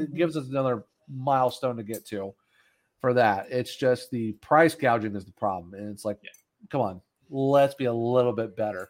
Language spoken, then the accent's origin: English; Ohio, United States; moved away; also born or lived in Apex, North Carolina; I'm originally from Ohio